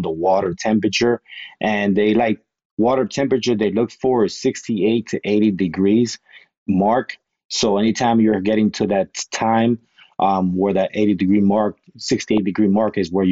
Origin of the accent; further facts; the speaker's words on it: South Florida, United States; moved away as an adult; now in Pensacola, United States; I'm originally from South Florida, now living in beautiful Pensacola, Florida